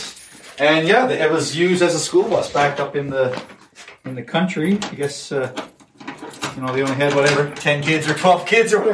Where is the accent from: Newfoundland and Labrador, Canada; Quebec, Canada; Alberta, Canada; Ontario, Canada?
Newfoundland and Labrador, Canada; moved away; I'm from Newfoundland originally